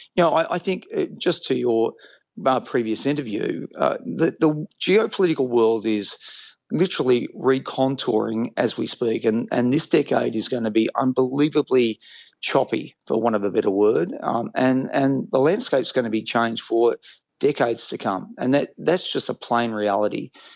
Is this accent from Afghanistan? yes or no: no; Australia; I'm an Australian.